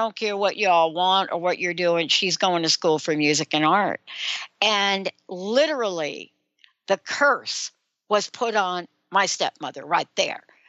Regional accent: New York City, New York, United States; making sure I got the right bus growing up in the Bronx

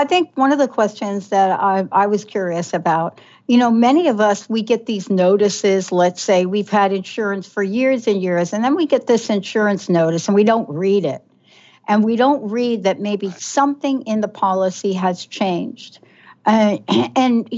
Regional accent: New Jersey, United States; growing up in New Jersey

